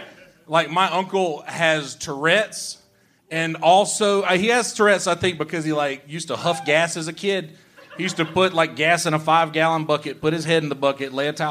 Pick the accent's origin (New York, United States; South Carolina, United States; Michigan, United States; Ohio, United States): South Carolina, United States; Myrtle Beach; Myrtle Beach, South Carolina.